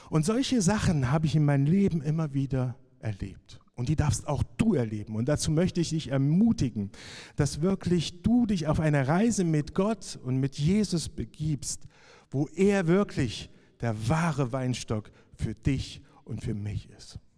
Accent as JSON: {"language": "German", "town": "Jena", "region": "Thuringia", "country": "Germany", "said": "weil zur damaligen Zeit war in Jena noch mein, meine Heimat. Also mehr oder weniger."}